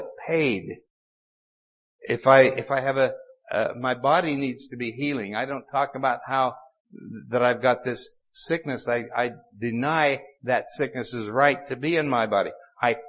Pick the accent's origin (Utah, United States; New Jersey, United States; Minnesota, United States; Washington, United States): Utah, United States; accent: Utah; my Utah accent